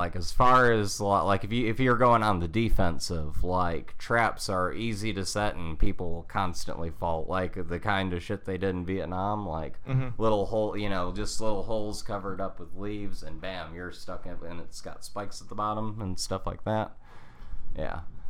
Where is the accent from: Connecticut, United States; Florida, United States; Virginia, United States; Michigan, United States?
Michigan, United States; accent: Michigan; I don't have like a strong Michigan accent except for when I say my like yous